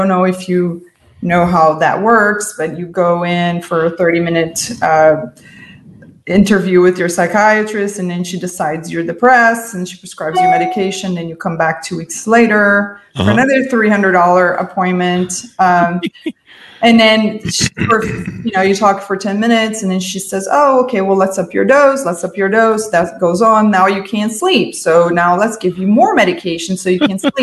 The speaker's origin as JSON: {"language": "English", "country": "Brazil", "tie": "born or raised there", "moved": "as an adult", "lives_now": "United States", "said": "I'm an immigrant from Brazil"}